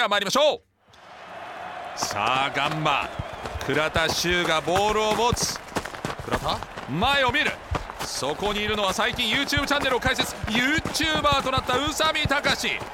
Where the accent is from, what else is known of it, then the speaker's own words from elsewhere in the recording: Germany; now in Japan; 私のふるさとドイツ